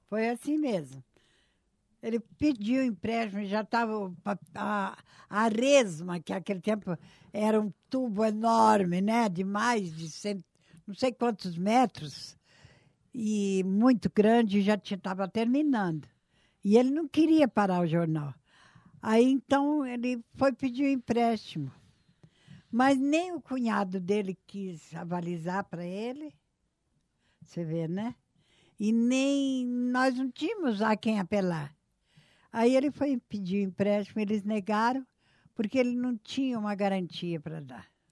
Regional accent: São Paulo, Brazil; moved away as an adult; also born or lived in Marília; now in Maringá, Brazil; eu fui criada em São Paulo

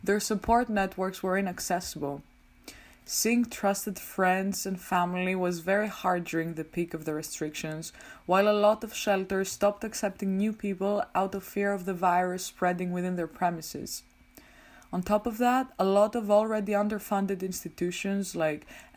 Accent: Greece; moved away as an adult; now in Amsterdam, Netherlands; I am originally from Greece, but I'm currently doing my master's in political communication at the University of Amsterdam.

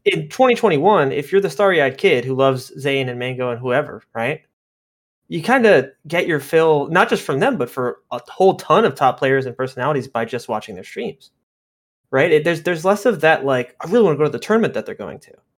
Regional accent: Miami, Florida, United States; moved away as an adult; now in Orlando, United States; I'm from Miami, but yeah, I've been living here past couple of years

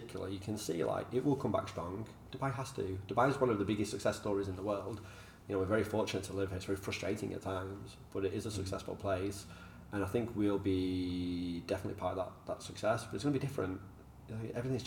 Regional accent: Manchester, North West England, United Kingdom; moved away; I'm from Manchester. Like, we fight probably a bit too much

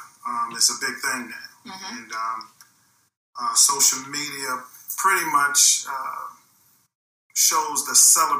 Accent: Baltimore, Maryland, United States; Well, Glennie, I'm from Baltimore, Maryland. I grew up in Northeast Baltimore, in the Northwood area. I represent Northwood all the way to Mervo High School.

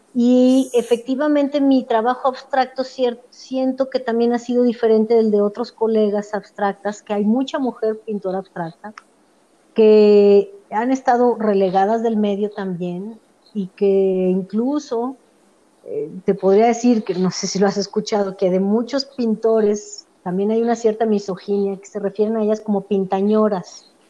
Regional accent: Mexico; also born or lived in Edmonton, Canada; nosotros venimos de México

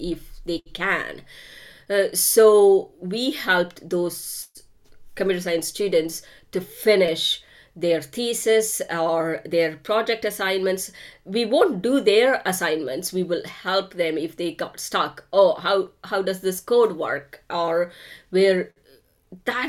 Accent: India; moved away; I grew up in India.

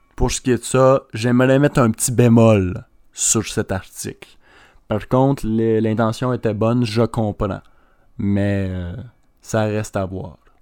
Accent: Quebec, Canada; Je suis un Québécois

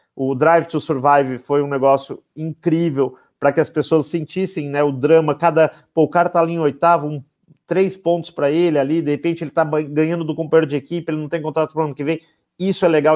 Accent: Brazil; a gente é brasileiro, se identifica e é natural

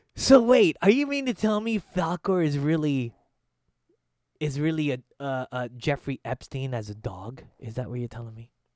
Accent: Philippines; as a Filipino

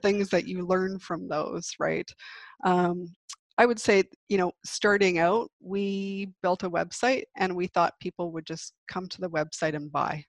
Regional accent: Victoria, British Columbia, Canada; also born or lived in Vancouver / Calgary / New York; I grew up in Victoria

